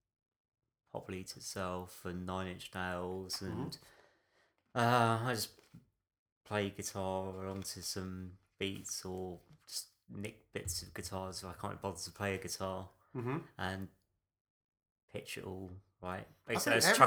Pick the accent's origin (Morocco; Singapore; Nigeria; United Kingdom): United Kingdom; I'm British